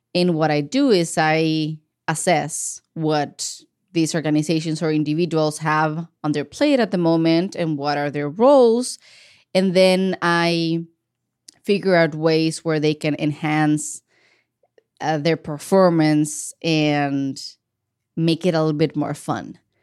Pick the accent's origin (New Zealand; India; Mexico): Mexico; Ensenada, Baja California; moved away as an adult; now in Portland, United States; I grew up in the city of Ensenada, Baja California. That is the border state with the state of California. It's in Mexico. Um, I was born and raised there.